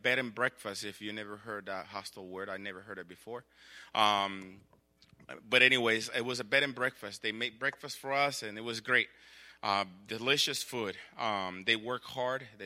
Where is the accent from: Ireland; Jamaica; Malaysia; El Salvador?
El Salvador; moved away; I grew up in El Salvador